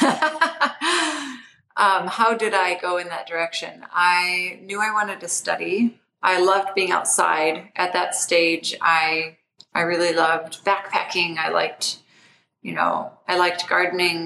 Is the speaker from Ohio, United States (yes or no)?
yes; Toledo, Ohio, United States; I grew up in Toledo, Ohio